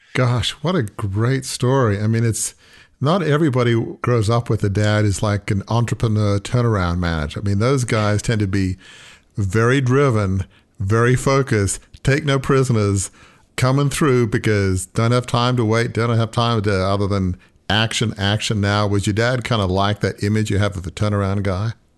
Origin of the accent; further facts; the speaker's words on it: Australia; moved away; also born or lived in Oxford, England; I grew up in Australia in sort of almost an English Australian background